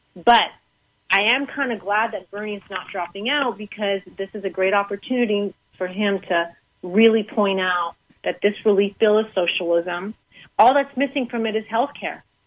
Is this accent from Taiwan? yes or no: no; Canada; moved away as an adult; also born or lived in Boston; now in United States; growing up in Canada, I was very worldly.